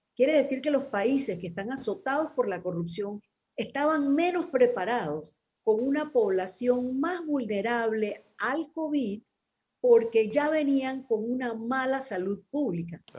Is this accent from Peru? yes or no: no; Panama